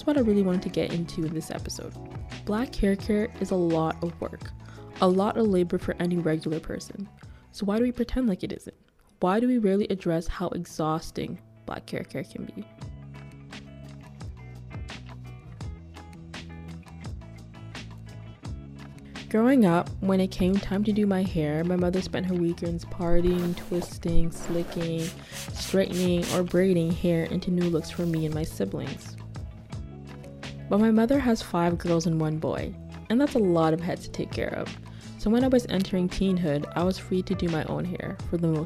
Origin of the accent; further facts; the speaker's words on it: Kitchener, Ontario, Canada; I grew up in Kitchener, Ontario